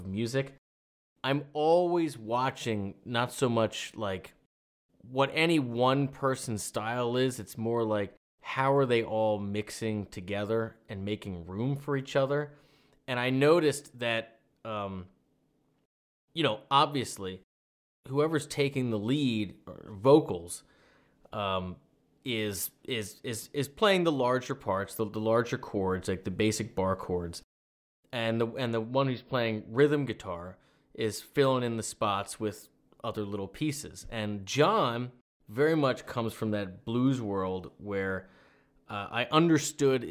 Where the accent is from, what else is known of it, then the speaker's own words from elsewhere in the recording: Maryland, United States; I'm from Maryland